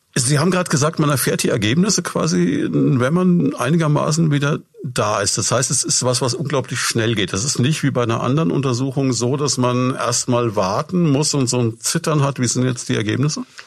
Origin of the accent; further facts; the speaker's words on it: Würzburg, Bavaria, Germany; ich bin selber auch Würzburger